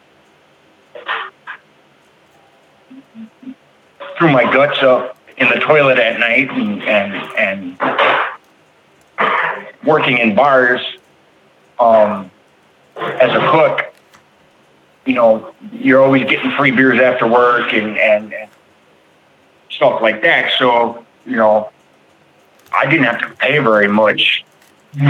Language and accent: English; Bloomington, Minnesota, United States; I'm from Bloomington, Minnesota